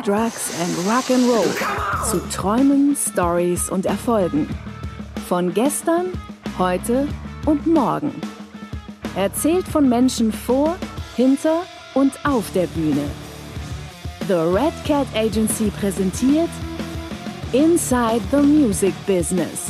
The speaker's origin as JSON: {"language": "German", "town": "Münster", "region": "North Rhine-Westphalia", "country": "Germany", "tie": "born or raised there", "also_born_or_lived": "Bremen", "moved": "as an adult", "said": "eigentlich bin ich groß geworden, aufgewachsen in Münster in Westfalen"}